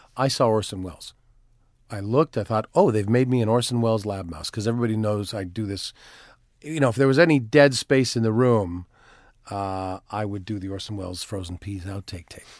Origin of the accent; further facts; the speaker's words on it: Timmins, Ontario, Canada; moved away; also born or lived in Toronto; I am originally from Toronto, although I, yes, I was I was raised in a little town called Timmins, Ontario